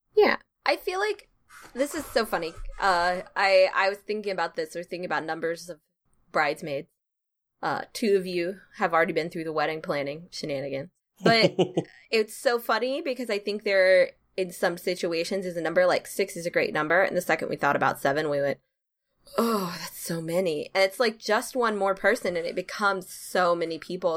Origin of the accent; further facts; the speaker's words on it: the South, United States; I am from the South